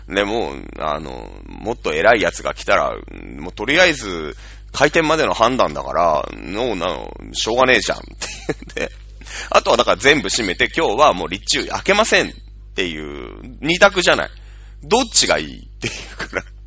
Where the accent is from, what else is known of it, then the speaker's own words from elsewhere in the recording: Shizuoka, Japan; 静岡県出身